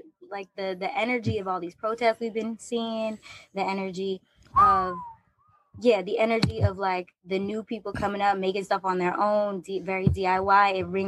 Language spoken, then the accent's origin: English; Boston, Massachusetts, United States; moved away as an adult; also born or lived in New York / Washington, D.C.; Yeah, well, I'm originally from Boston, but I moved out to New York for college and I stayed for most of the time. I went down to D.C. for a little bit